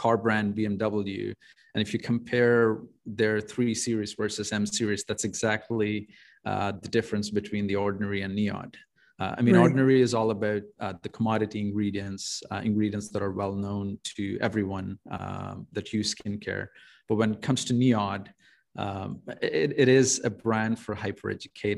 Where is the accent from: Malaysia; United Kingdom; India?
India; moved away as an adult; now in Canada; I'm an immigrant from India. I moved to Canada in 2011. I finished my bachelor's in pharmacy back in India